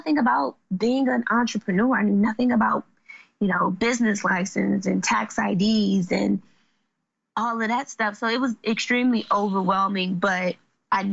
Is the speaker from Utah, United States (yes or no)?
no; Washington, District of Columbia, United States; also born or lived in Forestville, Maryland; So I grew up in Southeast D.C. and Southeast D.C. is, I mean, it's the hood.